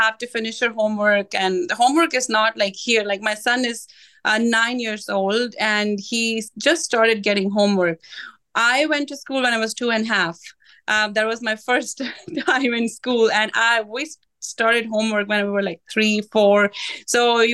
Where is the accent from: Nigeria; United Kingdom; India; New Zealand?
India; Punjab; moved away as an adult; also born or lived in Seattle, United States; now in Canada; I grew up in Punjab, which is north part of India, and just a middle class, you know, family upbringing